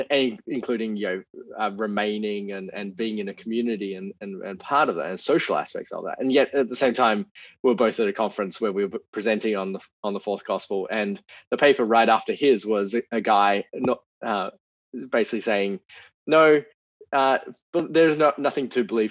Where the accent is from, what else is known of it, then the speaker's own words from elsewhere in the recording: Australia; So I grew up in Australia.